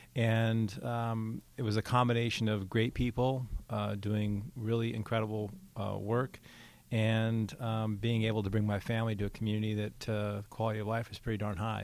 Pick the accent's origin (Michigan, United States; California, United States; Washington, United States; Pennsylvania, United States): Washington, United States; Seattle; also born or lived in Oklahoma City; now in Newark, United States; growing up in the Seattle area